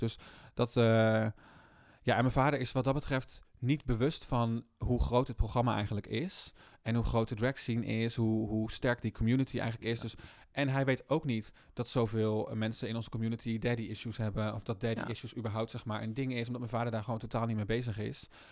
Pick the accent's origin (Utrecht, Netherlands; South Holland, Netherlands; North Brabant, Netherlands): South Holland, Netherlands; Rotterdam; Ik kom uit Rotterdam natuurlijk